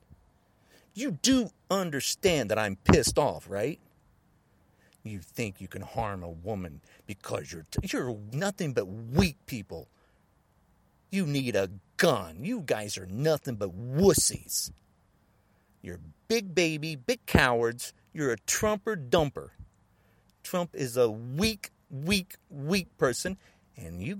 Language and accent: English; United States; I'm not the only man that lives in the United States. I'm an American.